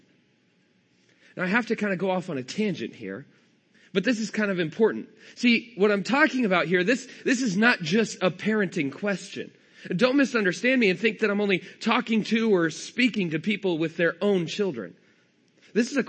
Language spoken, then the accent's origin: English; California, United States; I'm from California. I don't have a Texas accent.